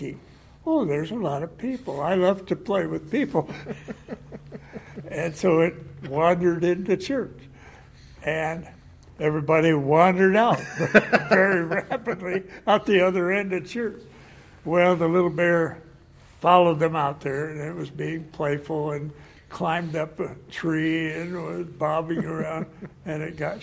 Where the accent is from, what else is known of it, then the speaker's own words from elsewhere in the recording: St. Marys, Ohio, United States; I grew up in Ohio, and I graduated from high school and went. My home was in a little town named St. Mary's, 60 miles north of Dayton.